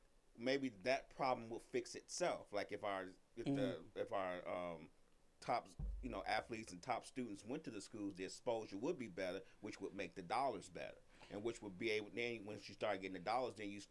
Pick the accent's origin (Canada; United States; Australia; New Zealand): United States; Chicago, Illinois; I'm from Chicago. I went to University of Illinois.